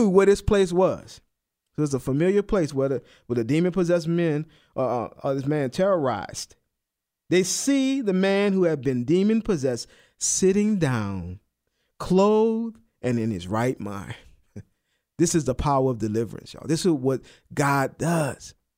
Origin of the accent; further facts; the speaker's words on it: New Orleans, Louisiana, United States; moved away; I'm from New Orleans, and I remember before we would, when … and I, before we had all our kids, we would go back home, go to New Orleans